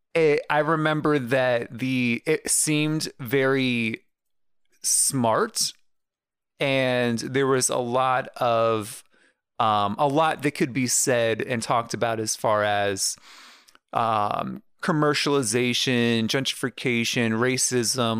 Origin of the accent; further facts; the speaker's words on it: United States; as an American